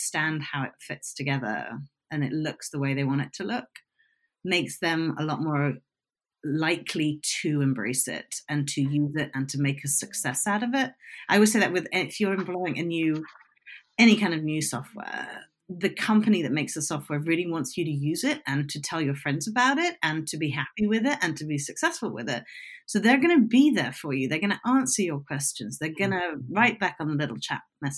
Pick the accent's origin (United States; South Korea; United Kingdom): United Kingdom; I'm British